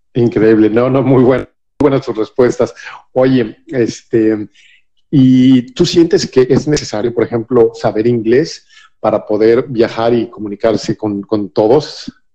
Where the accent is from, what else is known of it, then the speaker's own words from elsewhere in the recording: Mexico City, Mexico; yo soy de la Ciudad de México